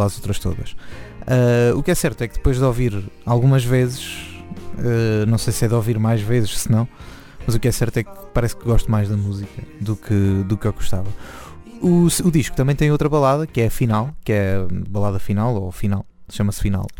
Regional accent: Nazaré, Leiria District, Portugal; eu sou da Nazaré

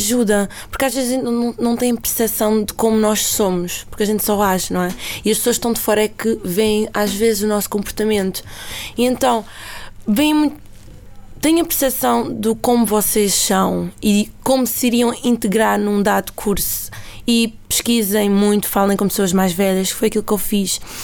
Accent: Fazendas de Almeirim, Santarém District, Portugal; moved away as an adult; now in Lisbon, Portugal; As fazendas é uma terrinha em Santarém, o que é muito boa. Para quem gosta de sopa da pedra, é lá a minha terra.

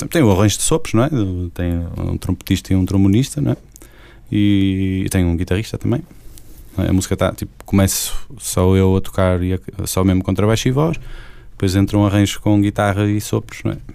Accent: Portugal; Apesar de tudo, sou português

